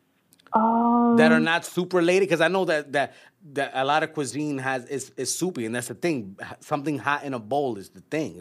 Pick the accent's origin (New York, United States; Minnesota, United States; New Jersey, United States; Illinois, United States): New York, United States; New York City; also born or lived in Queens, New York; growing up in the hood here in New York, East Harlem, we grew up on Chinese food